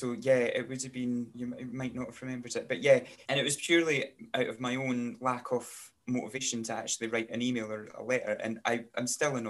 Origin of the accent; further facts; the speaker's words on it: Glenrothes, Scotland, United Kingdom; also born or lived in Kirkcaldy; when I was growing up in Glenrothes